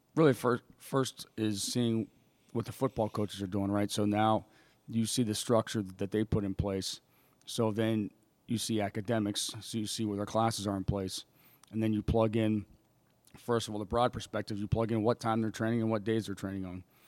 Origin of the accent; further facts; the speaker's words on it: State College, Pennsylvania, United States; moved away as an adult; my hometown, State College, Pennsylvania